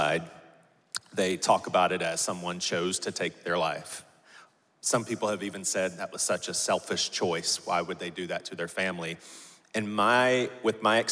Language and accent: English; Charleston, South Carolina, United States; So born and raised in Charleston, like sixth generation Charleston boy